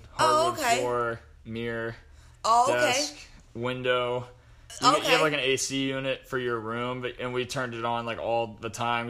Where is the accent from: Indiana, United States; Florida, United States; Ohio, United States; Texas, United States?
Ohio, United States; Columbus